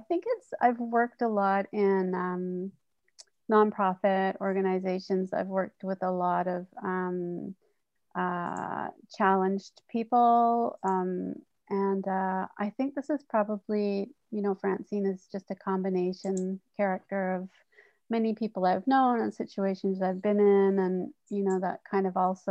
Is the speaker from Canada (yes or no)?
yes; North Vancouver, British Columbia, Canada; when I was in growing up in North Vancouver, and that kind of preteen